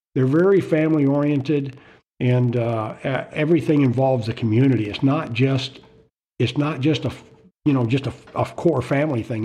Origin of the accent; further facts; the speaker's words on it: Florida, United States; moved away; also born or lived in Okinawa, Japan; I spent, you know, several years growing up in Florida.